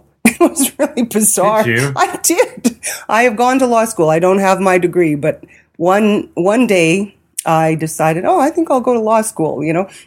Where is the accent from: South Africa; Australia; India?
India; because I'm an Indian, you know, I can't read